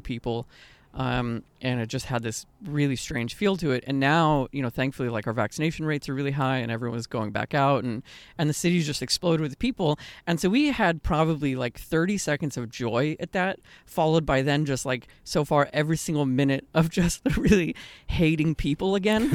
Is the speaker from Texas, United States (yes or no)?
yes; Austin, Texas, United States; moved away; growing up in Austin